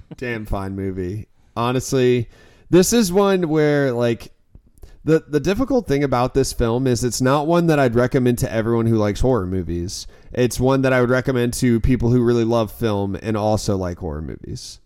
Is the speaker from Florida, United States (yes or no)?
yes; Florida, United States; I'm from Florida